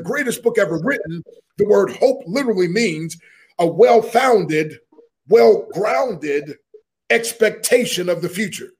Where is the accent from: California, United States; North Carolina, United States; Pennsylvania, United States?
Pennsylvania, United States; Harrisburg; I grew up in Harrisburg, Pennsylvania